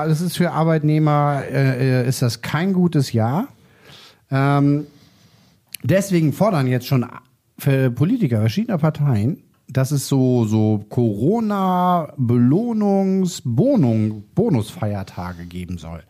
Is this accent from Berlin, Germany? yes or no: no; Lower Saxony, Germany; Also ich bin hier in Niedersachsen aufgewachsen, also protestantisches Kernland